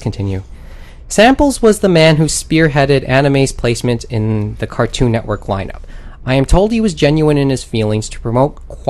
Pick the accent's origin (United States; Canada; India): Canada; even as a Canadian who never really got the chance to see that work directly